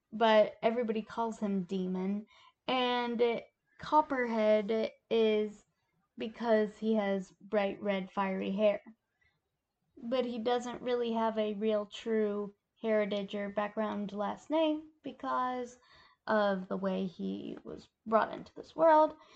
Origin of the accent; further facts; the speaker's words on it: Appalachia, United States; as a Appalachian myself